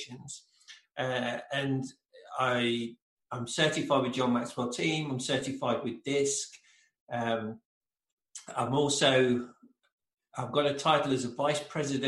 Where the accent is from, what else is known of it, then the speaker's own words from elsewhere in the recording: England, United Kingdom; moved away as an adult; now in United States; originally I'm from England, in case people haven't picked up on the accent, but from England.